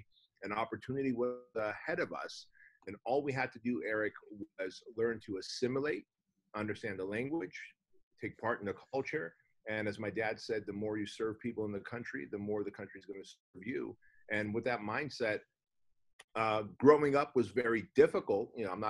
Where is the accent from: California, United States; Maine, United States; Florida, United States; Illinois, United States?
California, United States; Santa Ana; born or raised there; also born or lived in Armenia